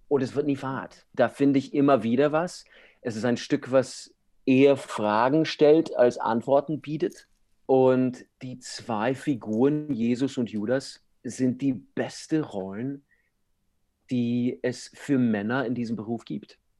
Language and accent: German; United States; German is a second language; moved away as an adult; now in Europe; ich bin Amerikaner